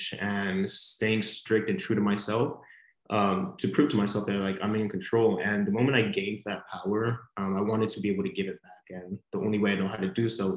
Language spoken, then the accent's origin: English; Monterey, California, United States; moved away as an adult; now in San Diego, United States; I was born and raised in Monterey, California, which is about 8 hours up north from San Diego